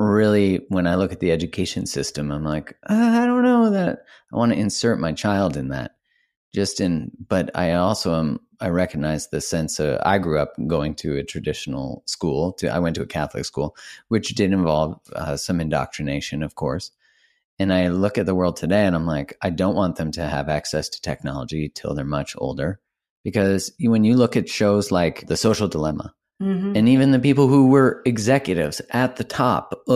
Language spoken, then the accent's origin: English; Canada; now in United States; I'm Canadian